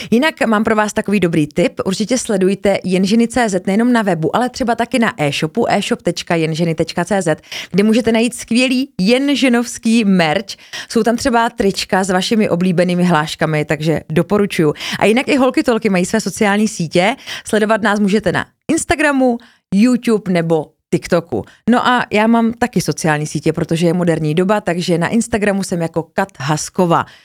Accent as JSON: {"language": "Czech", "town": "Ostrava", "region": "Moravian-Silesian Region", "country": "Czechia", "also_born_or_lived": "Frýdek-Místek / Havířov / Opava", "said": "jako původem jsem úplně z Ostravy"}